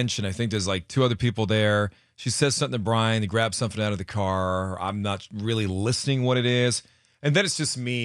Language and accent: English; Connecticut, United States; moved away; as a child growing up in Connecticut